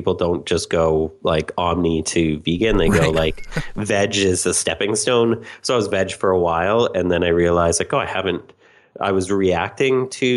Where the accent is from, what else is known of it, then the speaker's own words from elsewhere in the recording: Canada; in Canada, or at least where I grew up